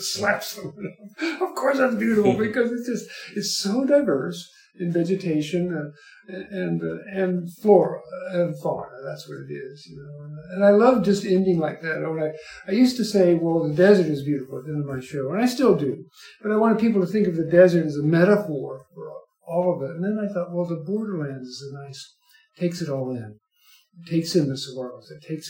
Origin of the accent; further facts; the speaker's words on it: Kentucky, United States; moved away as an adult; also born or lived in Tucson, Arizona; now in Cochise County, United States; I grew up in Kentucky.